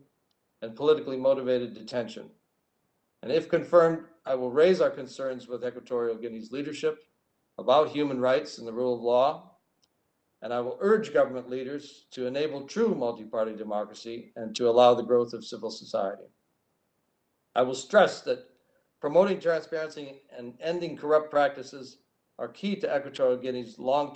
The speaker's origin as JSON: {"language": "English", "region": "Michigan", "country": "United States", "tie": "born or raised there", "moved": "as an adult", "said": "serving as the city manager in the small town where I grew up in Michigan"}